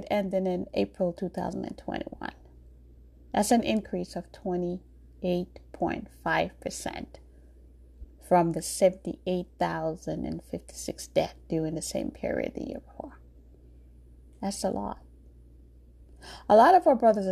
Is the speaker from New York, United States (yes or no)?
yes; New York, United States; also born or lived in Jamaica; born in Jamaica, but I grew up in New York.